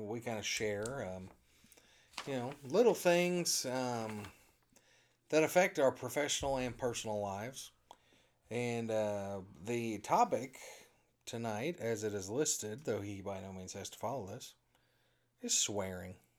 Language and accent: English; Indiana, United States; also born or lived in Azusa, California; I'm from Indiana.